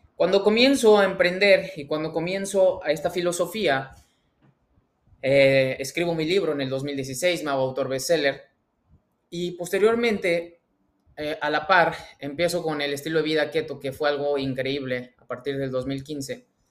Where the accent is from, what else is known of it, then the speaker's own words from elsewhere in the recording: Mexico; mexicano, emprendedor y empresario